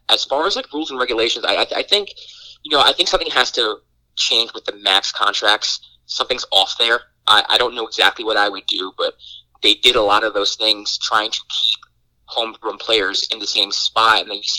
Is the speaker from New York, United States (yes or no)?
yes; New York, United States; I grew up in New York